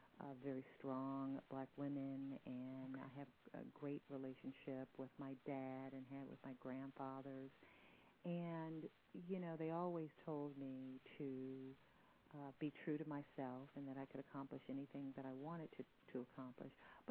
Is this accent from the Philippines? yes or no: no; Detroit, Michigan, United States; moved away as an adult; also born or lived in Flint, Michigan / Milwaukee / Austin, Texas / Miami; my hometown of Detroit.